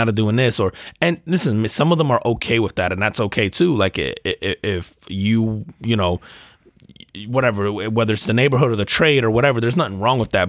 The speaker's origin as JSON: {"language": "English", "country": "United States", "said": "I'm an American"}